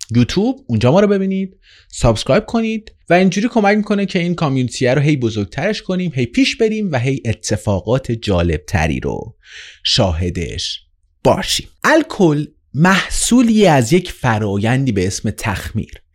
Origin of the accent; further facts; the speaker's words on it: Iran; توی ایران به دنیا اومدم